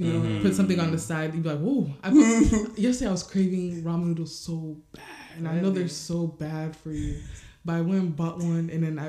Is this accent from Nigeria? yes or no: yes; Nigeria; I'm also Nigerian, so maybe something's different.